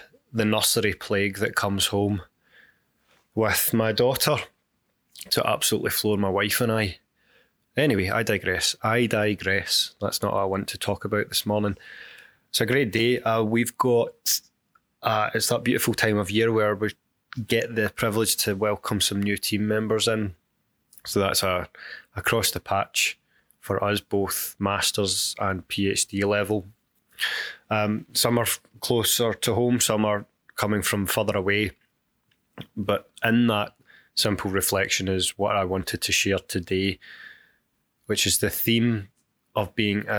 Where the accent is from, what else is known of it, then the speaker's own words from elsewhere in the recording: United Kingdom; the longest that I had lived on my own outside of the UK ever